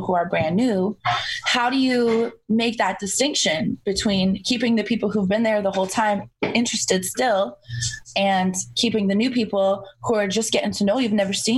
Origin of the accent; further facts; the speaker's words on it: Toronto, Ontario, Canada; growing up in Toronto, in the greater Toronto area